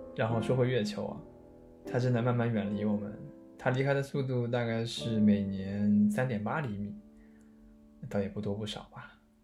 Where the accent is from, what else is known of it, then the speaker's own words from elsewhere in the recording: China; now in Tokyo, Japan; 我们中国人